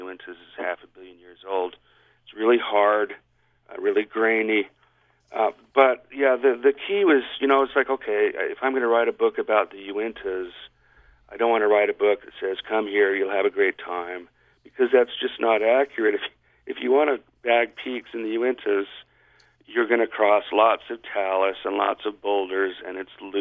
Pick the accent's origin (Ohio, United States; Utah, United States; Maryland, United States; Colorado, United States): Utah, United States; Salt Lake City; growing up in Salt Lake